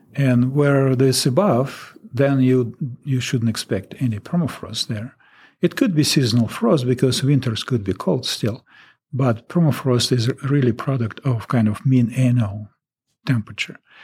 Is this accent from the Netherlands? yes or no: no; Russia; English is a second language; moved away as an adult; now in Alaska, United States